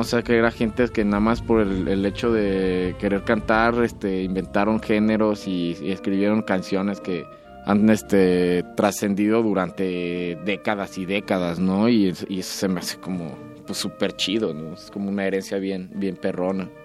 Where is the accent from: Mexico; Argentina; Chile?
Mexico; Morelia, Michoacán